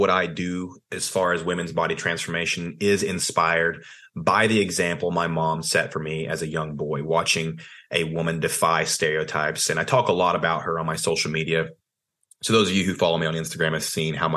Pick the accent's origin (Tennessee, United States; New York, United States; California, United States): Tennessee, United States; Athens; I grew up in Tennessee, small town called Athens, Tennessee.